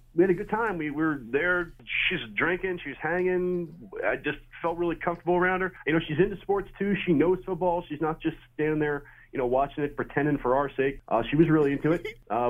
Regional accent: Huber Heights, Ohio, United States; For Huber Heights, man.

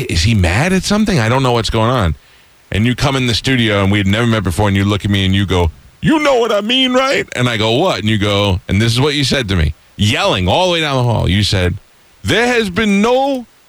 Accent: New York, United States; moved away; growing up in New York as a kid

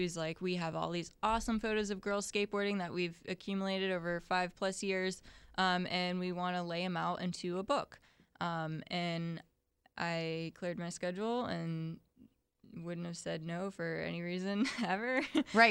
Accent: Ocala, Florida, United States; moved away as an adult; also born or lived in St. Augustine, Florida; I'm from Ocala originally

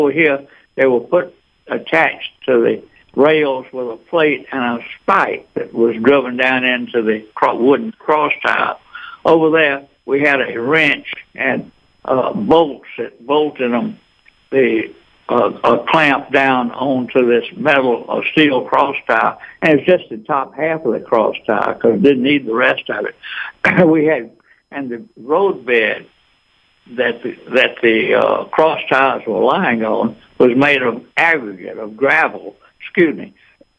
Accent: Eatonton, Georgia, United States; now in Atlanta, United States; I grew up in Eatonton, but I'm and been in Atlanta since 1953, so I'm in Atlanta.

